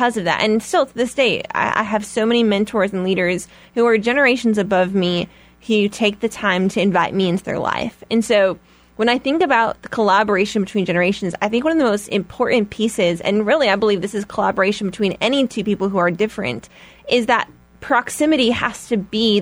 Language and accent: English; Chicago, Illinois, United States; I'm from Chicago, and I've always lived in Chicago